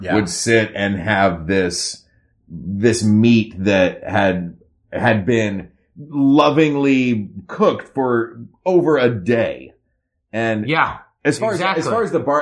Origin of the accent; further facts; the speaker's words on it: East Tennessee, United States; also born or lived in Memphis, Tennessee (family); Memphis, which is where my family is from. I grew up in East Tennessee